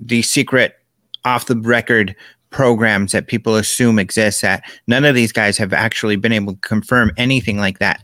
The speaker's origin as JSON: {"language": "English", "country": "United States"}